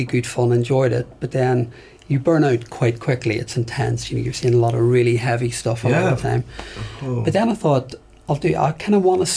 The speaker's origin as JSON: {"language": "English", "town": "Belfast", "region": "Northern Ireland", "country": "United Kingdom", "tie": "born or raised there", "moved": "yes", "said": "I grew up in Belfast"}